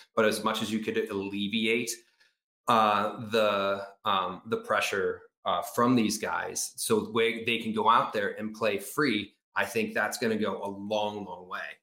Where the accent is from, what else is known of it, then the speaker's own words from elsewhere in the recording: United States; We're we're American